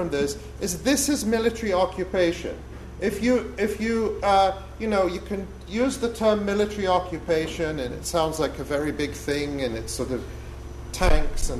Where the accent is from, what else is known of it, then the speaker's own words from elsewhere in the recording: United States; our American leaders